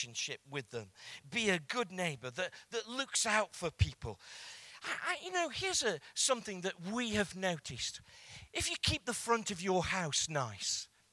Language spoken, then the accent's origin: English; England, United Kingdom; I'm English